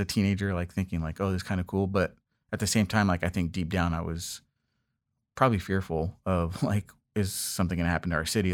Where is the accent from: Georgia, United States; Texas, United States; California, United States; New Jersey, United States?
California, United States; Los Angeles; moved away as an adult; also born or lived in East Coast; I grew up in Los Angeles, uh, specifically in the Westchester area